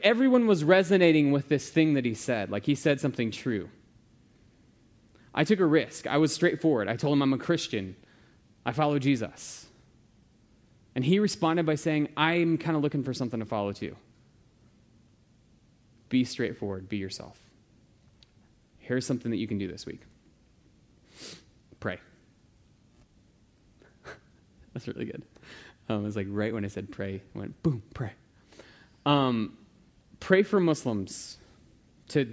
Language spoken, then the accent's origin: English; United States; I'm American